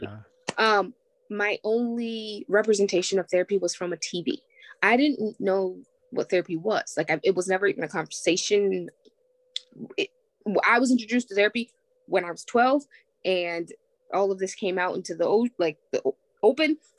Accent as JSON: {"language": "English", "town": "Springfield", "country": "United States", "tie": "born or raised there", "said": "I was born and raised here in Springfield."}